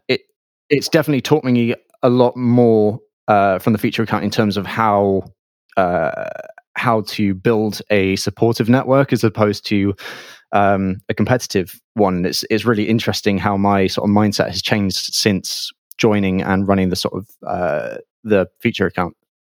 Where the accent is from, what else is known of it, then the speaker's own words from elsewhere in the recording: Bath, South West England, United Kingdom; I'm from Bath